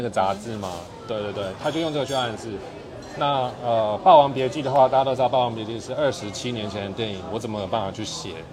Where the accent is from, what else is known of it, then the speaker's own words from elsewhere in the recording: Taipei, Taiwan; 我自己在台北长大